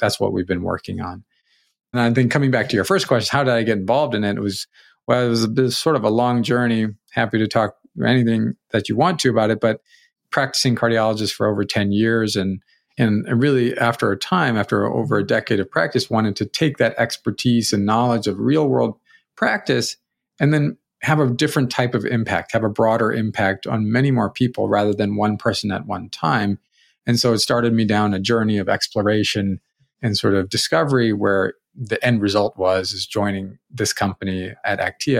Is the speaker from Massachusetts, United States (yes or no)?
no; St. Louis, Missouri, United States; No, I grew up in St. Louis.